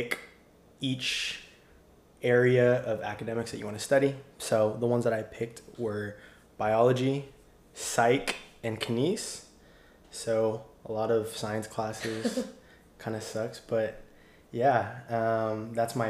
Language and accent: English; Temecula, California, United States; moved away as an adult; now in San Diego, United States; my hometown is in Temecula, California, which is about an hour north of campus.